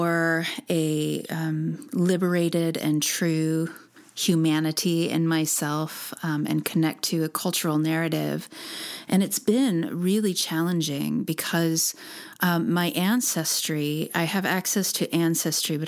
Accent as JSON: {"language": "English", "country": "United States", "tie": "born or raised there", "said": "I was born in the United States"}